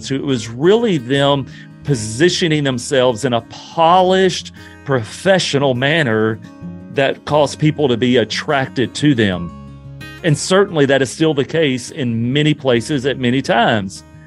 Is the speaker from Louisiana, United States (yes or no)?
yes; Louisiana, United States; moved away; I'm originally from Louisiana, and not far from my hometown